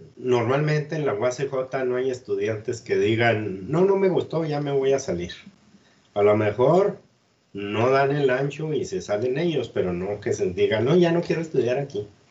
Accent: Cuauhtémoc, Chihuahua, Mexico; moved away as an adult; also born or lived in Ciudad Juárez; yo soy de aquí de Cuauhtémoc y conozco mucha gente de, toda la vida de aquí de Cuauhtémoc

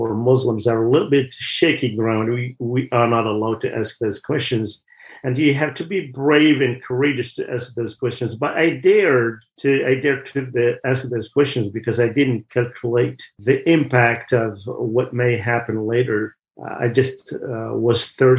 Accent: Kabylie, Algeria; moved away; I grew up in Algeria in one of the regions called the Kabylie region

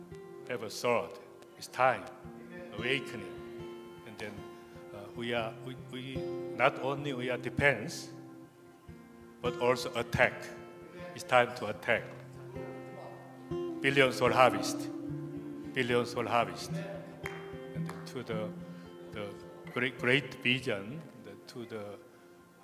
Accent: South Korea; I'm from South Korea.

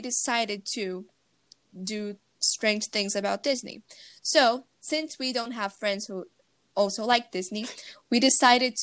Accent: Brazil; we're from Brazil

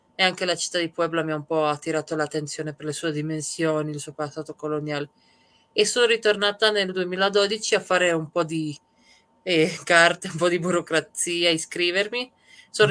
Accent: Trieste, Friuli-Venezia Giulia, Italy; moved away as an adult; also born or lived in Serbia / Madrid / Malaga; io sono nata in Serbia, ma quando, da quando ho sette anni siamo emigrati. La mia famiglia è emigrata a Trieste, quindi da quando ho sette anni fino più o meno ai 30 ho vissuto a Trieste

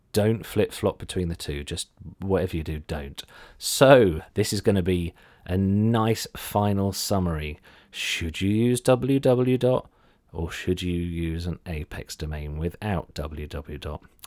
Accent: Ipswich, East of England, United Kingdom; I'm from Ipswich

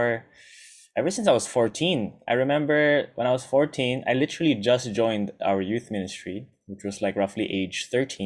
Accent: Singapore; Practically born and raised in the Filipino church here in Singapore. Born in Singapore as well.

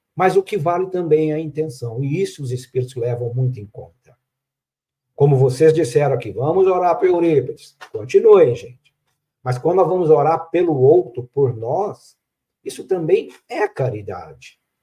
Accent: Minas Gerais, Brazil; Como um bom mineiro

